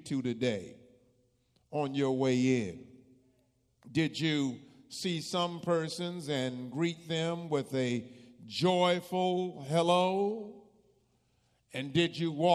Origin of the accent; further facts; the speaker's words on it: New Jersey, United States; moved away; also born or lived in Virginia; I grew up in New Jersey